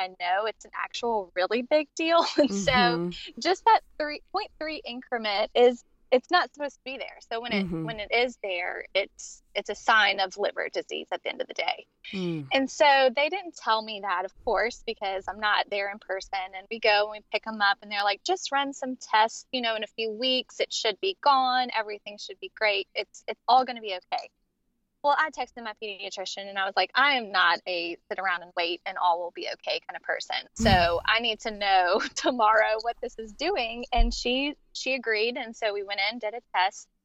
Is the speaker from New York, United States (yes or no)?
no; Central Louisiana, United States; I am from Central Louisiana, born and raised.